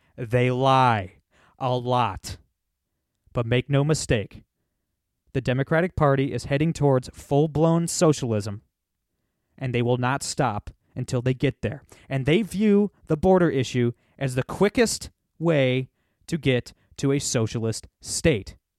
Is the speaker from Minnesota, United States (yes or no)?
no; Northern Ohio, United States; I'm from Northern Ohio